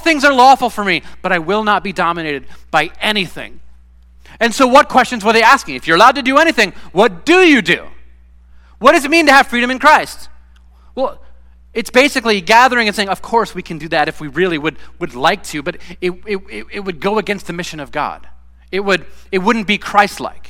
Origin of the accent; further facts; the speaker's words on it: United States; I've been raised as an American